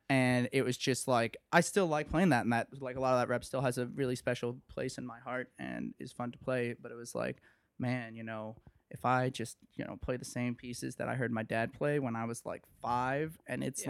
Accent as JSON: {"language": "English", "town": "Okemos", "region": "Michigan", "country": "United States", "tie": "born or raised there", "moved": "as an adult", "lives_now": "Evanston, United States", "said": "I was born in Okemos, Michigan, which is right outside of East Lansing, Michigan"}